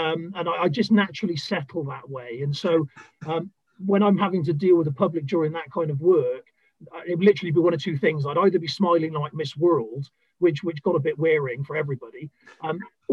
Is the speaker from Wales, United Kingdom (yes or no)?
yes; South Wales, United Kingdom; moved away as an adult; also born or lived in Bristol; I was originally born in a small town in South Wales